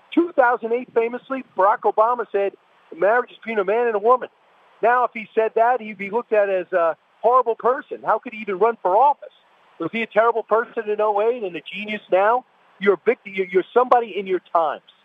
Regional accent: New York, United States; I'm a New Yorker

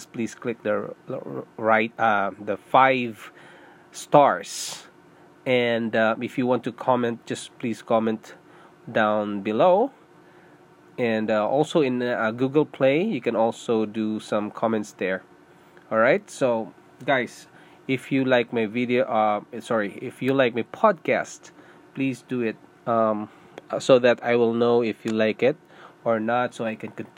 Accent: Philippines; English is a second language; moved away as an adult; also born or lived in Singapore; now in Canada; I'm a Filipino. I was born in Philippines, and I went to Singapore to work

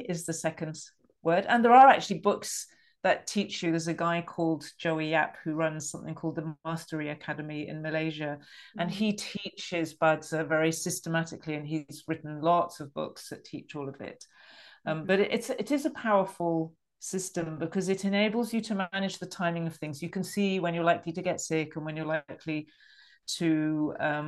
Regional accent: England, United Kingdom; accent: middle class English; I'm British, and I grew up in England.

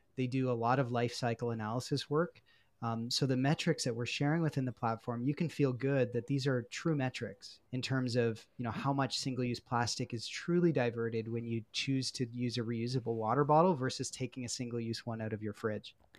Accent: Peterborough, Ontario, Canada; also born or lived in Guelph; I grew up in Peterborough, Ontario

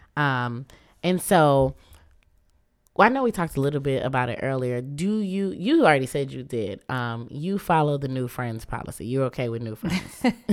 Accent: Muskegon, Michigan, United States; moved away as an adult; also born or lived in Kalamazoo, Michigan / Grand Rapids, Michigan; now in Detroit, United States; I was raised in Muskegon

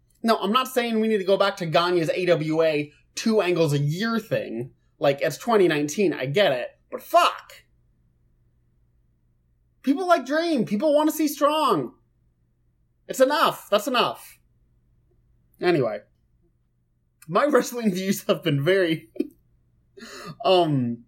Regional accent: Lincoln, Nebraska, United States; I'm from Lincoln, Nebraska.

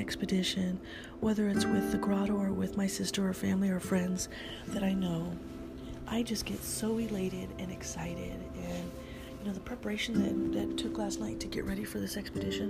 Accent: California, United States; California is my home sweet home

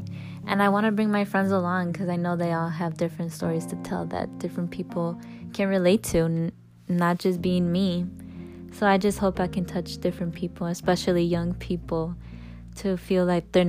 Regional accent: Chicago, Illinois, United States; I'm 18 years old and I'm from Chicago, Illinois.

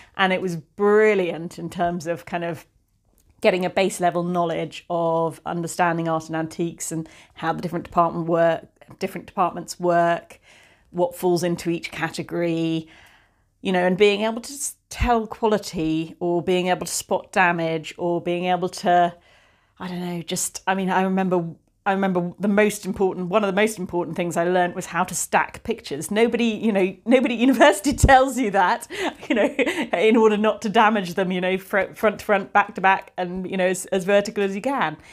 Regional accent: the Cotswolds, South West England, United Kingdom; moved away as an adult; also born or lived in London / Bristol; now in Somerset, United Kingdom; I grew up in the Cotswolds

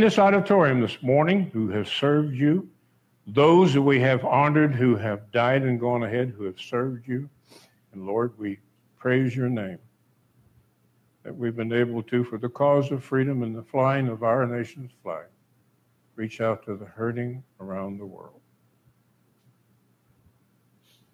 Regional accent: the North, United States; the North, I'm from the North

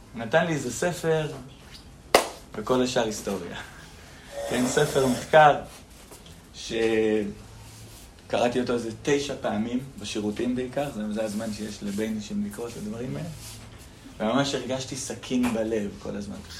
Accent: Nehalim, Central District, Israel; אני מושב נחלים במקור

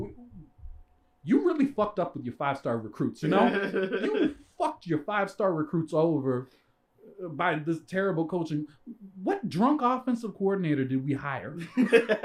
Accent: Canada; moved away; born in Canada.

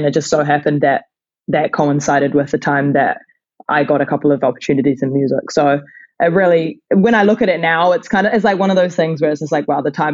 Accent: New Zealand

